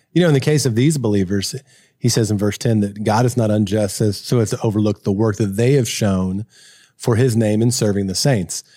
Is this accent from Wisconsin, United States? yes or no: no; Kentucky, United States; I grew up in Kentucky.